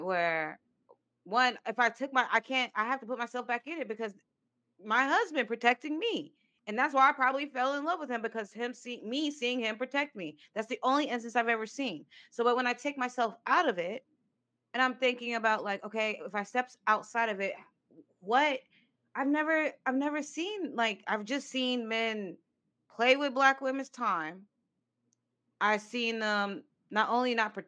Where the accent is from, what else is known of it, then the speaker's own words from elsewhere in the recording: West Coast, United States; I grew up majority of my life in the West Coast